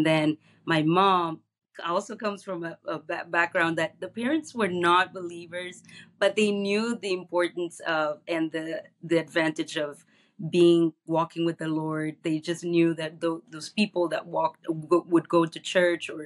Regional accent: Guinea-Bissau; now in Chicago, United States; I was born and raised in Guinea-Bissau, a small country in West Africa

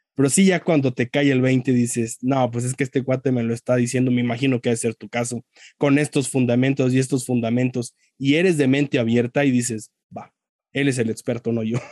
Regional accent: Mexico; yo también soy mexicano

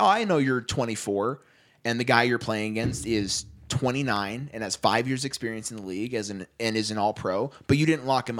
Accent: Las Vegas, Nevada, United States; I grew up in Vegas

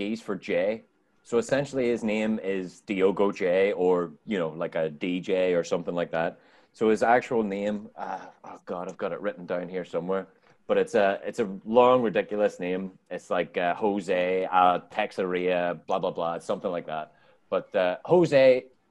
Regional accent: Ireland; now in United States; I'm Irish

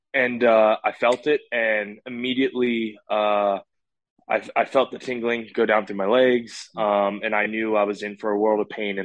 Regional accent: Maryland, United States; I'm from Maryland.

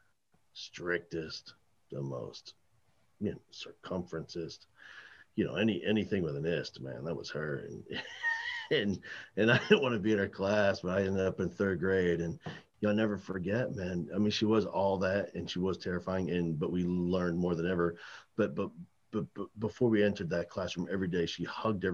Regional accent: New Jersey, United States; I grew up in New Jersey

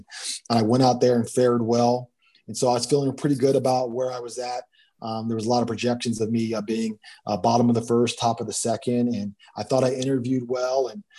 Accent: Trenton, New Jersey, United States; I'm originally from New Jersey. I was born in Trenton.

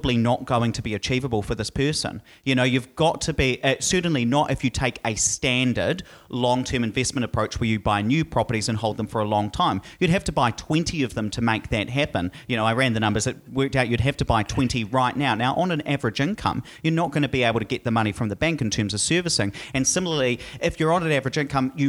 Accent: Hawera, Taranaki, New Zealand; If I can just talk about my hometown, I come from Hawera.

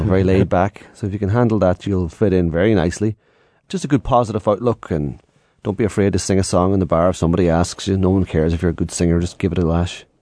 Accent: Ireland; being Irish.

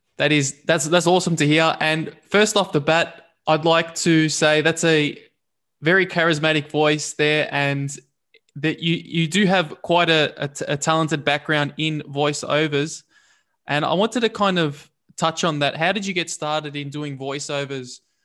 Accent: Melbourne, Victoria, Australia; I'm actually from Brunswick

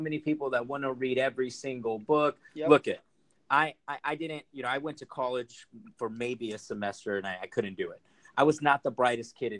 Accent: Rancho Cucamonga, California, United States; also born or lived in Los Angeles / Fontana; now in Orange County, United States; I actually grew up in Rancho Cucamonga, California

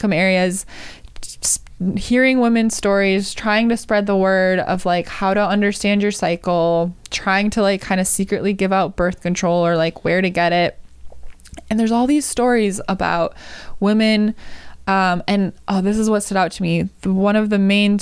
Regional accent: Wisconsin, United States; now in California, United States; my home state of Wisconsin

